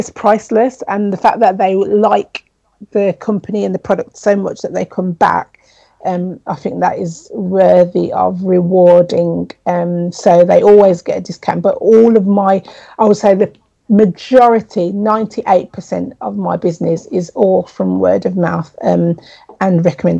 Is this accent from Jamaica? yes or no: yes; Jamaica; And I was like, I'm from Jamaica.